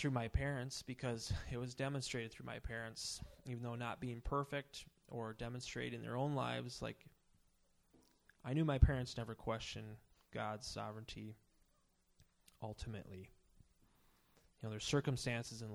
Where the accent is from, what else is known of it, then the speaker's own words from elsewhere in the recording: Emily, Minnesota, United States; also born or lived in St. Paul; I grew up in Emily, if you know where that is. It's near here.